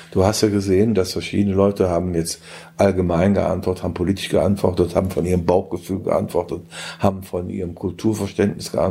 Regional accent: Eifel, Germany; also born or lived in Cologne / Netherlands; Mein Eifelgefühl ist erstmal, es ist meine Heimat. Ich bin gebürtiger Eifler. Ich habe 30 Jahre äh, in Köln gelebt, ich habe auch in Holland gelebt

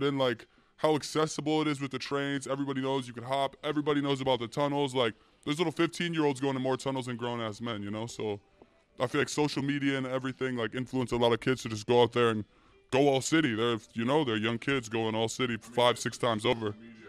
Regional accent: Michigan, United States; now in New York, United States; I'm from Michigan.

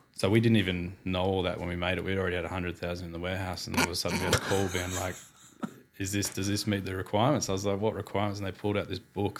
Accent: Perth, Western Australia, Australia; born and bred in Perth. Apprenticeship in Perth

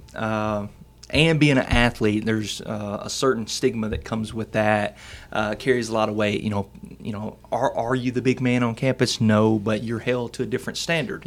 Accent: Camden, Arkansas, United States; also born or lived in Bearden, Arkansas; I grew up in Camden, Arkansas

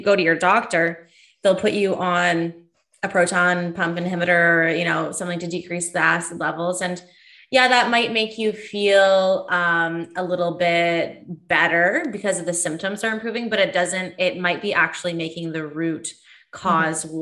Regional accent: Northern Ontario, Canada; it's the Northern Ontario in me.

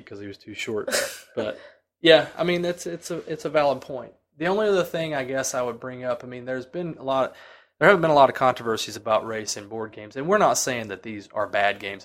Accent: United States; I'm an American, white American, very white

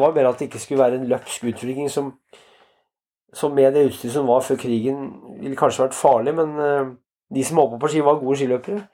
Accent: Ringsaker, Innlandet, Norway; i Ringsaker kommune, der jeg vokste opp

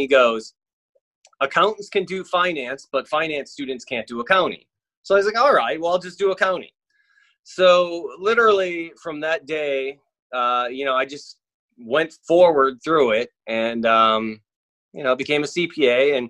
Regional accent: Midwest, United States; moved away as an adult; also born or lived in Greenville, South Carolina; now in Florida, United States; I'm a Midwesterner, came down here in 2000.

